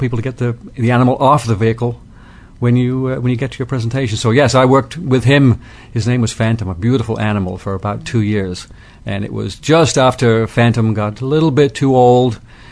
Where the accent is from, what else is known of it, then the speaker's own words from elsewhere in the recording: United Kingdom; moved away as an adult; now in United States; When I moved from Great Britain, which is where I was born, out to the U.S.